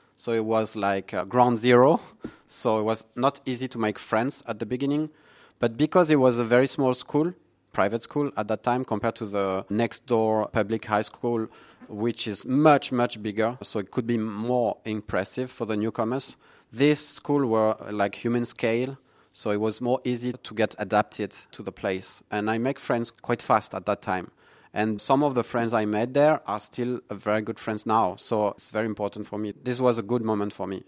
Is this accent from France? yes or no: yes; near Toulouse, Occitania, France; English is a second language; also born or lived in Vendée; now in Singapore; I was born in southwest of France.